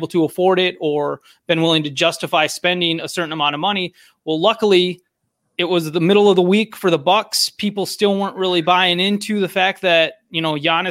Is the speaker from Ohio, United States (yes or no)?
no; Michigan, United States; growing up in Michigan